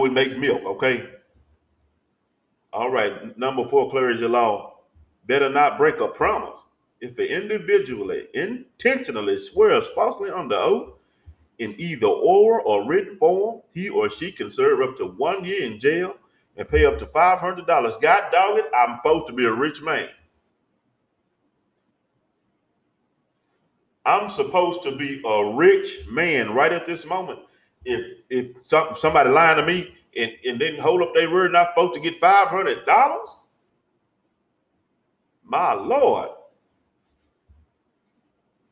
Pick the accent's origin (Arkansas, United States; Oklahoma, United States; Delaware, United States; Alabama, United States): Arkansas, United States; I'm from Arkansas.